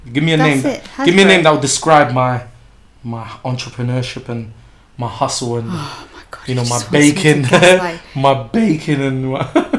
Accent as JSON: {"language": "English", "country": "United Kingdom", "said": "I'm British."}